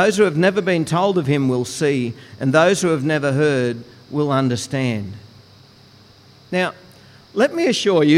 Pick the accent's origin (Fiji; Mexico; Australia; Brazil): Australia; Goondiwindi, Queensland; When I was growing up, I grew up in Gundawindi